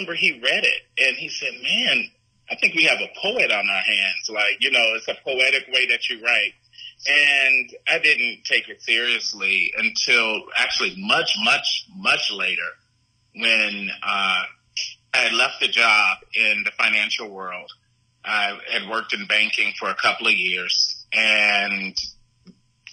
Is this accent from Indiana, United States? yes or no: yes; Gary, Indiana, United States; I grew up in Gary, Indiana.